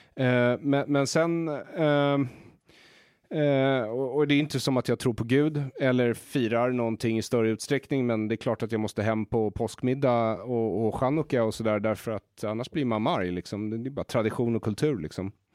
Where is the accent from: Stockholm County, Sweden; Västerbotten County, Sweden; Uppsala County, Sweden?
Stockholm County, Sweden; Solna; also born or lived in Israel; i Bergshamra där jag växte upp